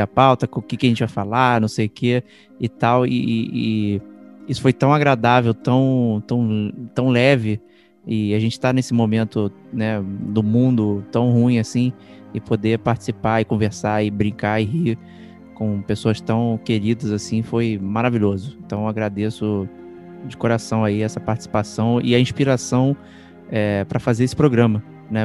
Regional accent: Brazil; Eu sou brasileiro

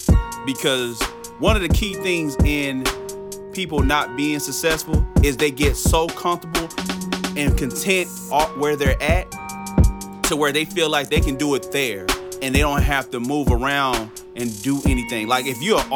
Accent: Dallas, Texas, United States; I'm from Dallas, Texas

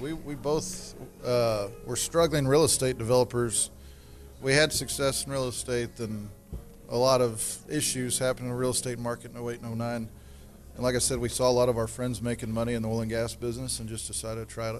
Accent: Canyon, Texas, United States; Yeah, so Cody and I grew up together in Canyon, Texas. My family's background is all cattle, fourth generation cattle guy

